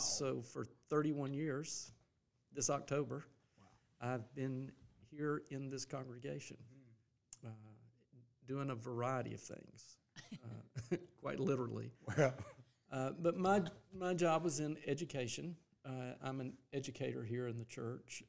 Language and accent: English; Greenville, South Carolina, United States; born or raised there; also born or lived in Louisville, Kentucky